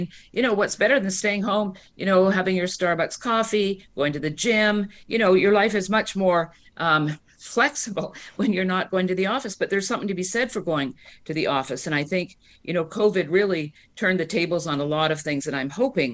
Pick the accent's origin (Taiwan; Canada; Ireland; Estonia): Canada; now in United States; I'm Canadian. I grew up under single payer